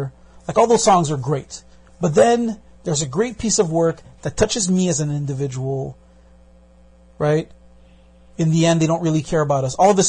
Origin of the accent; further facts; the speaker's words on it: Brooklyn, New York, United States; I come from Brooklyn.